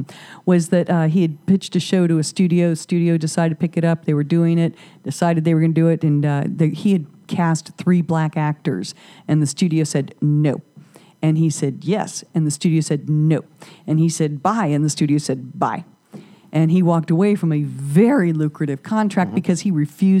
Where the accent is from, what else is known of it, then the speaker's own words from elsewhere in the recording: Whiteville, North Carolina, United States; I'm a redneck from Whiteville